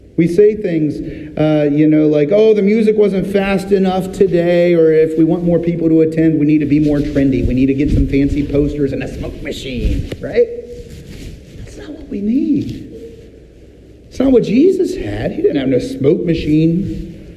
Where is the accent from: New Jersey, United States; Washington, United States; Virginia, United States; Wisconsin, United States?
Virginia, United States; Virginia Beach; I'm from Virginia Beach, Virginia, and my aunt happened to live on Shore Drive, right there next to a marina